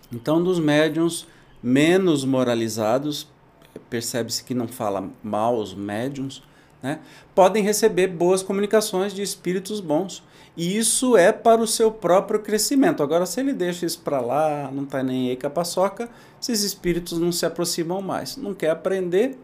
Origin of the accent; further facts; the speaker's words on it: Brazil; Da minha infância, lá em Itajubi